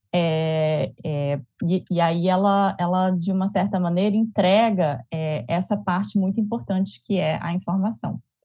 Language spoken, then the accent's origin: Portuguese; Fortaleza, Ceará, Brazil; now in Rio de Janeiro, Brazil; sou cearense